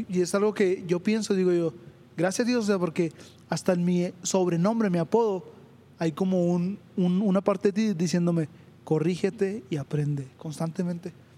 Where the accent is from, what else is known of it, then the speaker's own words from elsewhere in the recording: Chihuahua, Mexico; Yo vivo en Chihuahua 2000, nací en Chihuahua 2000, es una colonia de Ciudad Chihuahua, aquí de México